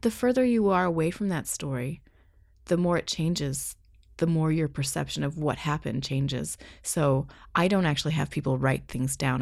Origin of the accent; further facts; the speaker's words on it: Canada; moved away as an adult; also born or lived in Ottawa, Canada / Seattle, United States; being a Canadian in the States